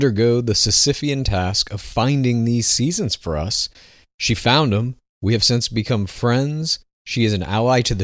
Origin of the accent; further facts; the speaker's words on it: Dallas, Texas, United States; I myself am from Dallas